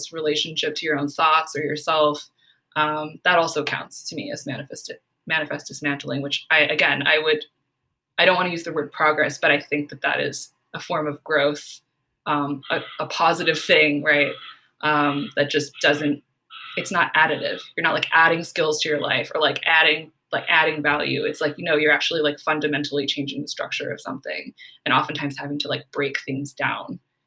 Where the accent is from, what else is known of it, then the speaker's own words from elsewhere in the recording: Silicon Valley, California, United States; growing up in Silicon Valley